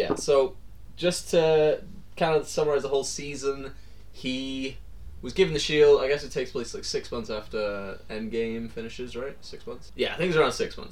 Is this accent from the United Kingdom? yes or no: yes; England, United Kingdom; I'm old and I'm English.